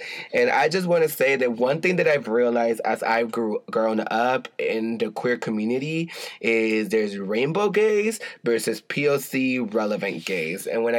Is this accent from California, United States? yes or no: yes; Compton, California, United States; moved away; Compton, California, my hometown, little city in Compton